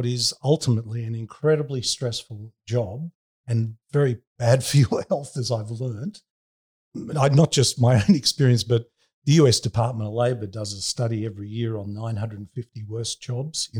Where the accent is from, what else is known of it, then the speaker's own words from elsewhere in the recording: Sydney, New South Wales, Australia; also born or lived in Bronte; I grew up in Bondi and I hung out at Bondi Beach